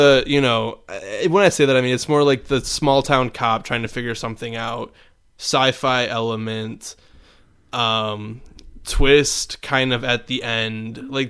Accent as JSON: {"language": "English", "region": "Midwest", "country": "United States", "accent": "Midwestern", "said": "our Midwestern accents sounded like Canadians."}